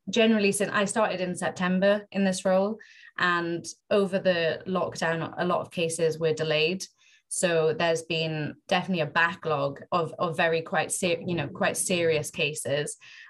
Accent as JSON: {"language": "English", "region": "Wales", "country": "United Kingdom", "also_born_or_lived": "London", "said": "an opportunity to put my home country on a national platform and report nationally for Wales"}